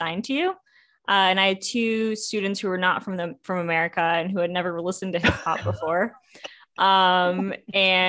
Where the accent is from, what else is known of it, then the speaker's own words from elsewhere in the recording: Springfield, Massachusetts, United States; now in Boston, United States; I grew up in Western Massachusetts